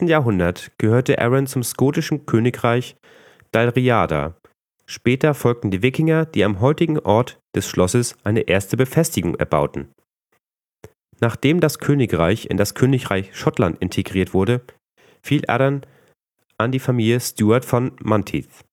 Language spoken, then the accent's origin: German; Northern Germany, Germany; als Norddeutscher neigt man doch sehr zum Nuscheln